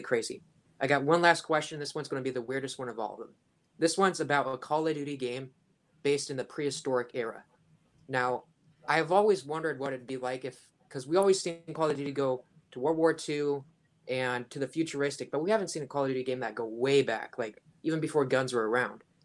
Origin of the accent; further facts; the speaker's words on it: Washington, United States; I'm from Washington